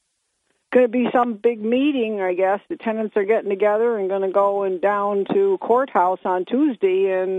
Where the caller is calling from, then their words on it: Binghamton, New York, United States; … from Binghamton.